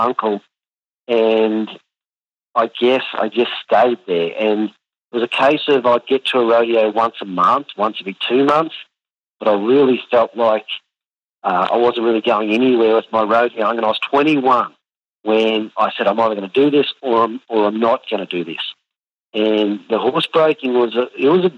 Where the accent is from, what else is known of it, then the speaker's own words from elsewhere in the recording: Warwick, Queensland, Australia; also born or lived in United States; I grew up in Warwick